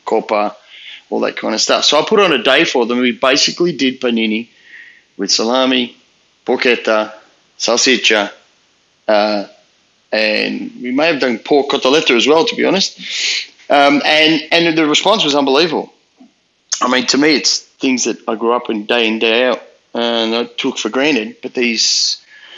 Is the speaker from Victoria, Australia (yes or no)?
yes; Melbourne, Victoria, Australia; I grew up in the western suburbs of Melbourne.